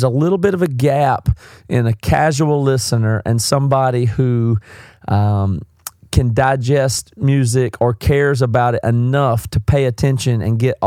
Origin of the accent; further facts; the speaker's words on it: South Carolina, United States; accent: southern; I'm from South Carolina. I've got a southern accent.